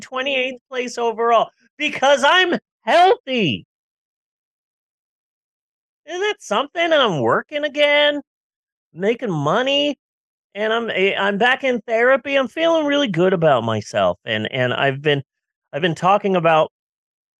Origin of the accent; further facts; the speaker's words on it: United States; I am an American